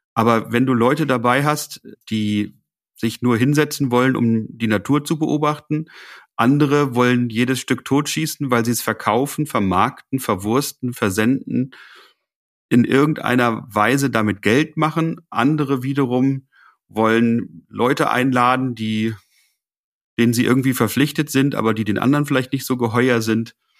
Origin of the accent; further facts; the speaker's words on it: Lower Saxony, Germany; bei uns in Niedersachsen